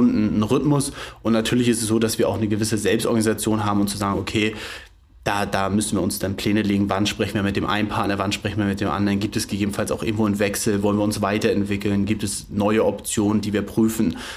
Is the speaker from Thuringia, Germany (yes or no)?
no; Flensburg, Schleswig-Holstein, Germany; also ich bin gebürtiger Flensburger, bin hier aufgewachsen, bin hier auch zur Schule gegangen, habe hier mein Abitur gemacht, habe dann in Dänemark studiert